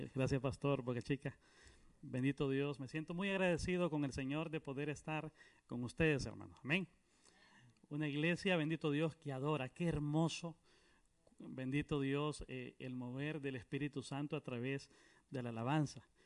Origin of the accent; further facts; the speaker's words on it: Honduras; now in Guatemala; Vengo de, Guatemala, pero soy, eh, soy hondureño, alabado a Cristo Jesús, soy hondureño.